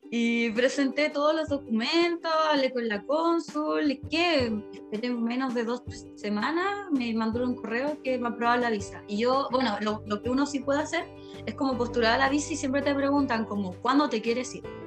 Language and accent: Spanish; Chile; moved away as an adult; also born or lived in London; now in Prague, Czech Republic; soy chilena